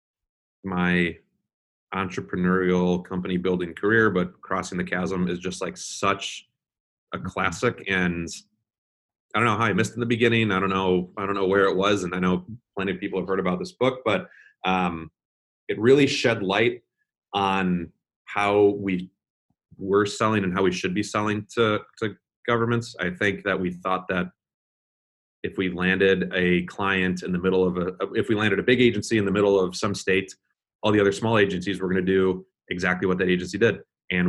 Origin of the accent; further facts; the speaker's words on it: Chicago, Illinois, United States; moved away; I'm a Chicagoan at heart. My family's back there and a lot of my really good friends are back there.